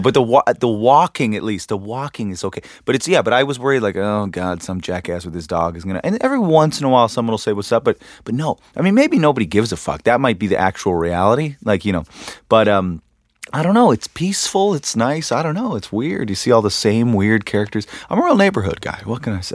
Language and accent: English; Canada; now in Los Angeles, United States; I'm from Canada